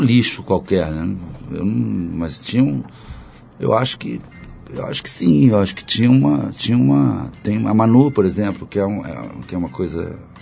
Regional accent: Rio de Janeiro, Brazil; sou carioca, conheço muito bem favela

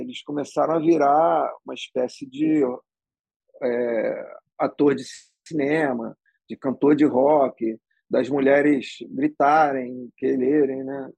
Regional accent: Rio de Janeiro, Brazil; sou carioca, né? Do Leblon. Nasci no Leblon e vivo lá até hoje. É... e sempre fui criado ali

